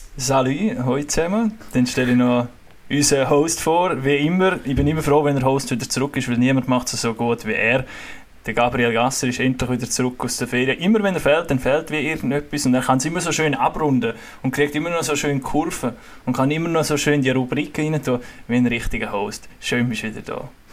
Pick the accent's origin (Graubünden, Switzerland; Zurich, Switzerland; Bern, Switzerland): Graubünden, Switzerland; als Bündner